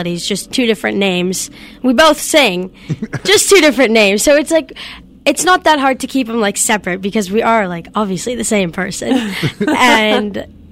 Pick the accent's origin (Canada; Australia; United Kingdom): Canada; Collingwood, Ontario; my hometown, Collingwood